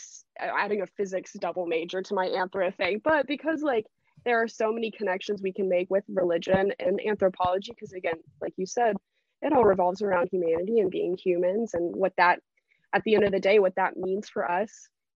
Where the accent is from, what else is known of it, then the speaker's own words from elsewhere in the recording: the South, United States; I live in the South. I'm from the South, never really left the South. And so here it's very Christian dominated.